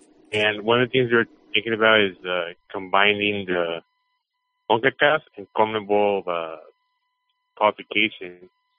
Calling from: Dallas, Texas, United States; Yeah. Now I'm from Dallas.

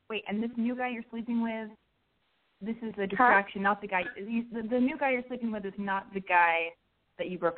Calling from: New York, United States

